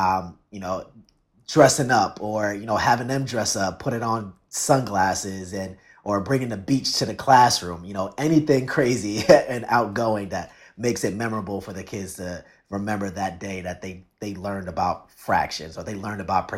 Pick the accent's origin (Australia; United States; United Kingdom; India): United States; Bayonne, New Jersey; now in Camden, United States; I grew up in Bayonne in New Jersey, in Jersey City. And, you know, I taught there for 2 years and ended up in Camden for the last 5-6 years now.